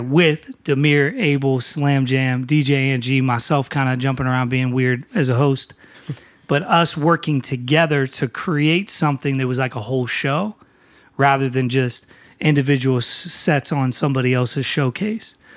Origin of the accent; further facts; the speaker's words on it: New Castle, Pennsylvania, United States; now in Philadelphia, United States; I am originally from Newcastle, Pennsylvania